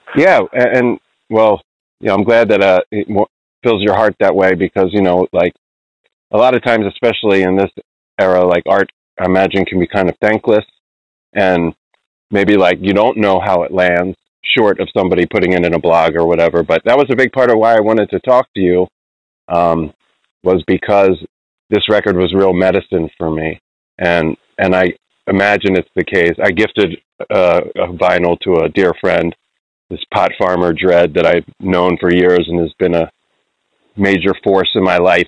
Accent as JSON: {"language": "English", "town": "Cherry Hill", "region": "New Jersey", "country": "United States", "tie": "born or raised there", "also_born_or_lived": "Margate, New Jersey / Philadelphia, Pennsylvania", "moved": "as an adult", "lives_now": "Oakland, United States", "said": "I'm from New Jersey myself originally. Uh, spent most of my childhood in Cherry Hill and Margate, and then uh, spent most of my 20s in Philadelphia."}